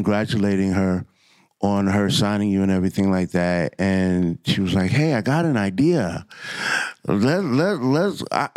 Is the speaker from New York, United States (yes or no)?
yes; Mount Vernon, New York, United States; I'm from Mount Vernon, New York